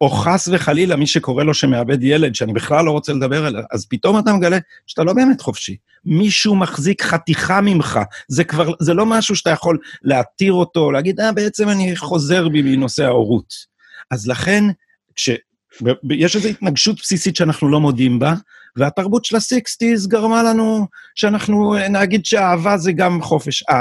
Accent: Jerusalem, Jerusalem District, Israel; born there; אני, אני ירושלמי לידה, כאילו

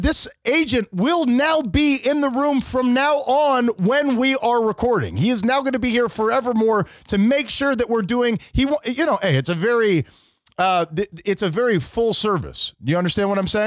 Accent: Fort Lauderdale, Florida, United States; I grew up in Fort Lauderdale, which is not as heavy of a Spanish culture

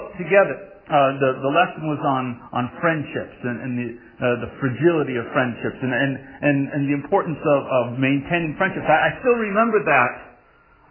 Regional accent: Massachusetts, United States; I grew up in Massachusetts

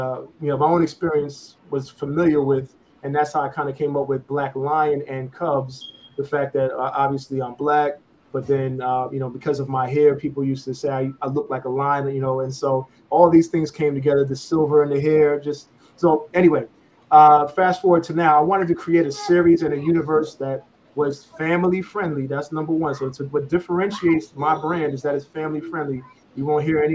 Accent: New York City, New York, United States; I'm from New York

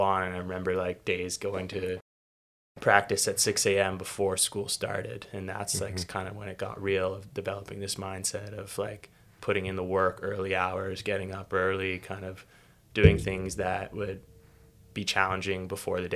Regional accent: Toronto, Ontario, Canada; I grew up in Toronto

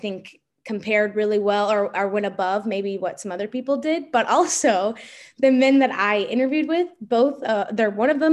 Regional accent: Gloucester County, Virginia, United States; I grew up in Gloucester County, Virginia

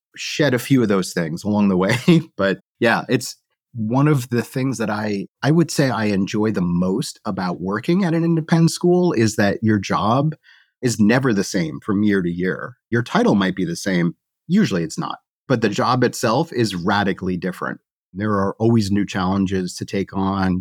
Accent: the Northeast near Boston, Massachusetts, United States; I grew up in the Northeast near Boston

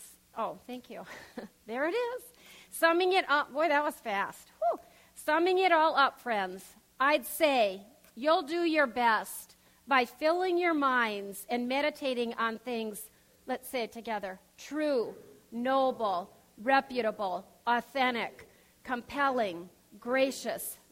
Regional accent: Pierre, South Dakota, United States; we grew up in Pierce, South Dakota

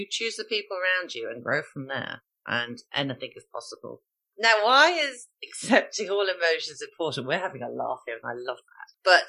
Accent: Ireland; being Irish Catholic.

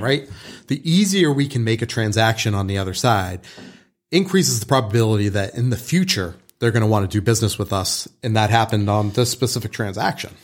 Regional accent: Boston, Massachusetts, United States; moved away; growing up in Boston

